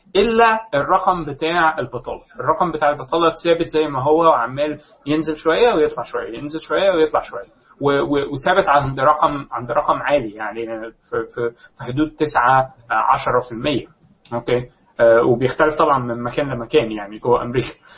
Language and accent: Arabic; Egypt; عندنا في مصر